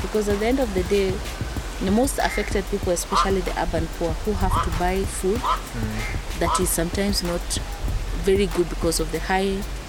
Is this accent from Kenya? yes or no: yes; Kenya